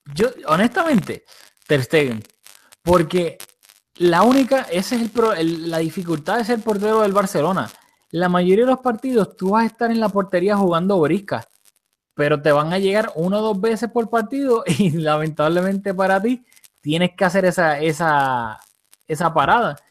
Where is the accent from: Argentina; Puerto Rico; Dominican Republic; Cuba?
Puerto Rico; moved away; Julio y yo somos de Puerto Rico, aunque pues no estamos viviendo ahí ahora